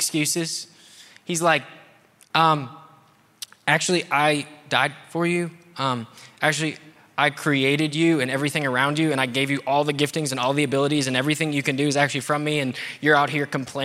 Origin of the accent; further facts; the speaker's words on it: United States; I'm American?